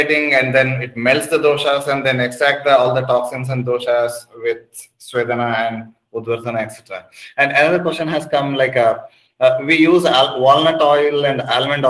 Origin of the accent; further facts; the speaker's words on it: South India, India; I'm from South India